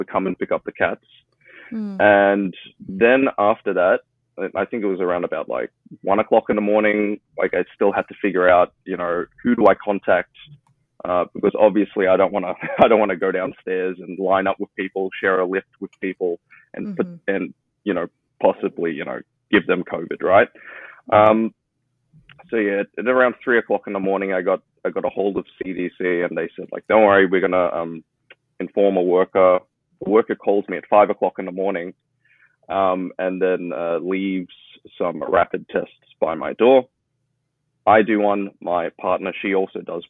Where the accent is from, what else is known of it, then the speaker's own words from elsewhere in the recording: Melbourne, Victoria, Australia; now in Shanghai, China; I'm originally from Melbourne, Australia